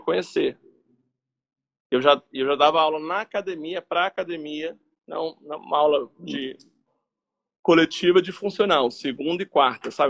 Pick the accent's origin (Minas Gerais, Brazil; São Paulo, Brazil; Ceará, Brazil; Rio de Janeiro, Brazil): Rio de Janeiro, Brazil; Resende; sou aqui de Resende, no interior do Rio de Janeiro